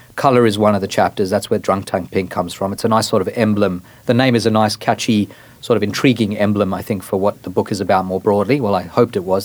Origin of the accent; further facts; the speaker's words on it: Australia; accent: Australian; moved away as an adult; also born or lived in Johannesburg, South Africa; now in United States; I am Australian. I, I was born in South Africa. I spent seven years there, moved to Australia, spent 16 years there, and I've now been in the US for 14